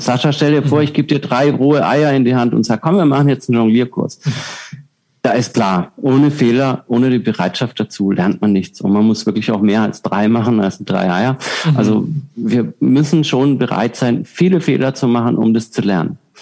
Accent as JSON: {"language": "German", "region": "Southern Germany", "country": "Germany", "moved": "yes", "said": "Ich komme aus Süddeutschland ursprünglich, da ist es äh, wirklich viele Biergärten"}